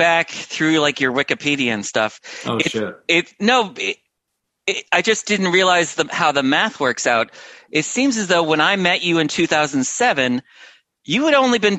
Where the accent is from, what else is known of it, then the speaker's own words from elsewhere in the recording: Connecticut, United States; I grew up only a couple towns away from where ESPN was born.